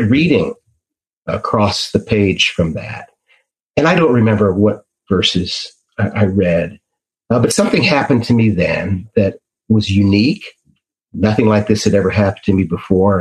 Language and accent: English; Washington, District of Columbia, United States; I grew up in the Washington, D.C. area